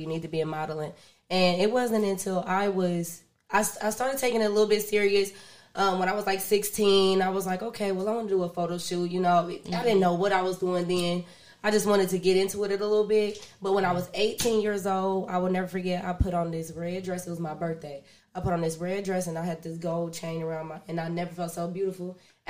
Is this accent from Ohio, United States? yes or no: yes; Dayton, Ohio, United States; moved away as an adult; also born or lived in Los Angeles; From Dayton, Ohio. I'm right here from Dayton, Ohio. I moved at 18 to LA. But nice. I'm from here, born and raised.